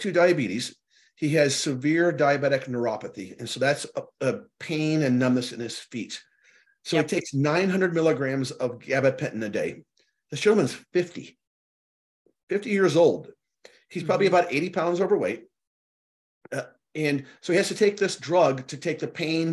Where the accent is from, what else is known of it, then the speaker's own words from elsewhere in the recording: Chicago, Illinois, United States; moved away; I was born and raised in Chicago, mm-hmm, for a few years